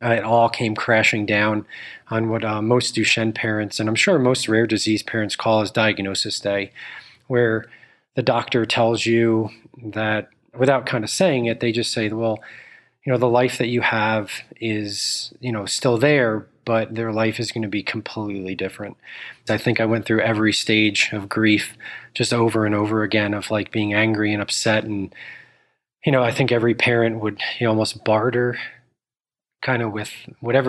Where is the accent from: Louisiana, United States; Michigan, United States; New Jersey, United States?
New Jersey, United States; Northern; I grew up in Northern New Jersey.